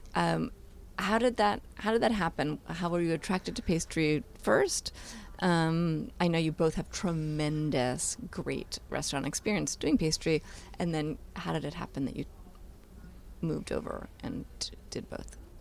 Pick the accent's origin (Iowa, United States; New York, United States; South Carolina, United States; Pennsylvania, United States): New York, United States; New York City; I grew up in Manhattan in an apartment